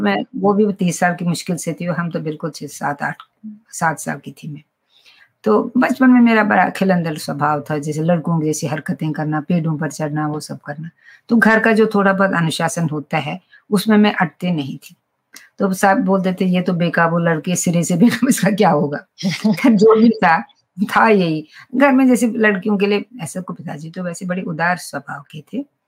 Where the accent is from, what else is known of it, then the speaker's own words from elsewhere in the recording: Srinagar, Jammu and Kashmir, India; first language Kashmiri; Hindi is a second language; हम तो श्रीनगर में पैदा हुई मैं श्रीनगर प्रॉपर श्रीनगर